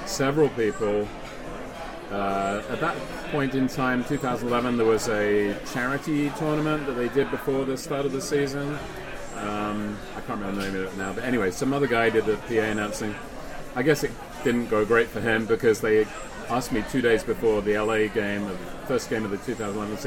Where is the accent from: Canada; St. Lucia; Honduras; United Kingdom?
United Kingdom; accent: British; now in Seattle, United States; being a British voiceover guy here